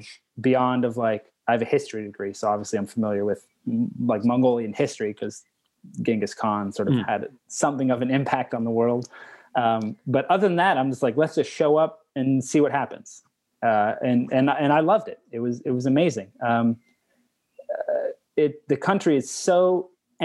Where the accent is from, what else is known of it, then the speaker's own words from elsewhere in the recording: Canada; I'm from Canada